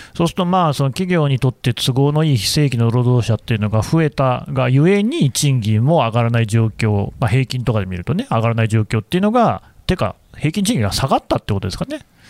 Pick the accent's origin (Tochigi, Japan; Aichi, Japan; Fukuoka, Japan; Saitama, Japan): Aichi, Japan; 私も愛知出身ですからね